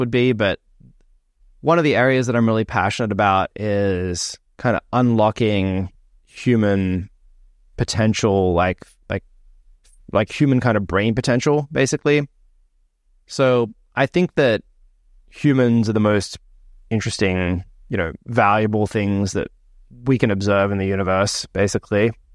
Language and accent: English; Australia; moved away; when I was growing up in Australia